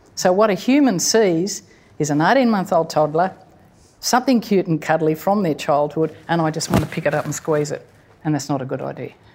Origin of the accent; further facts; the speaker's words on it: Sydney, New South Wales, Australia; now in Port Macquarie, Australia; I grew up in Sydney